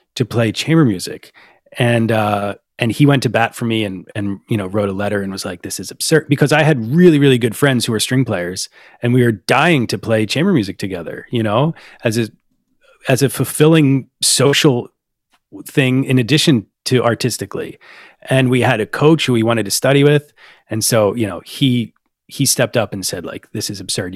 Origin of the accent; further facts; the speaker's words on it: Upper Darby, Pennsylvania, United States; my hometown of Upper Darby, Pennsylvania, outside of Philadelphia